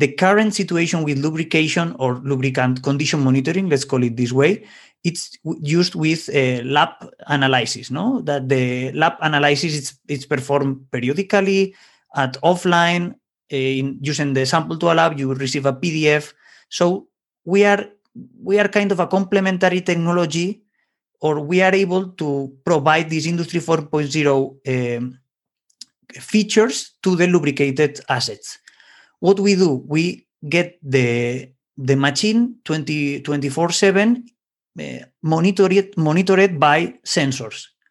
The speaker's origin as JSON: {"language": "English", "town": "Valencia", "region": "Valencian Community", "country": "Spain", "tie": "born or raised there", "said": "in Valencia, my, let's say my hometown in Spain"}